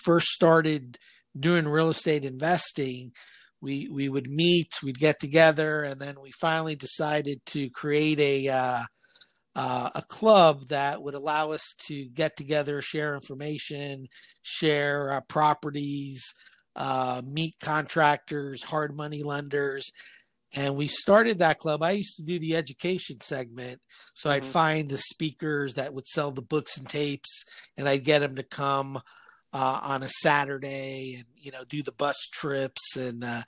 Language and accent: English; Guayaquil, Guayas, Ecuador; moved away as an adult; now in Miami, United States; Originally, I'm from Guayaquil, Ecuador, and pretty much came here to go to college